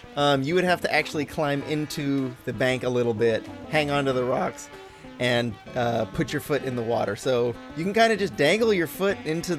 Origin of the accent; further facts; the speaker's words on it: San Francisco, California, United States; I'm from San Francisco.